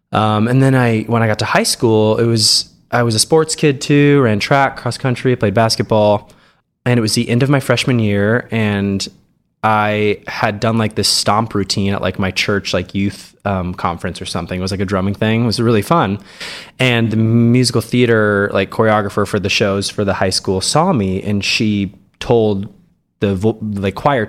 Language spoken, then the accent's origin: English; Hays, Kansas, United States; I grew up in Western Kansas, Hayes, Kansas, for any of you out there who know where it is. It's like halfway between Kansas City and Denver on I-70. Very small town.